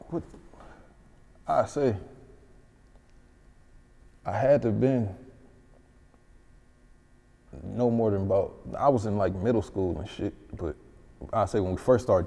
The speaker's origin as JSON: {"language": "English", "town": "Detroit", "region": "Michigan", "country": "United States", "tie": "born or raised there", "also_born_or_lived": "California", "moved": "yes", "said": "I'm from West Side, 6 Mile, from, grew up on Mark Twain"}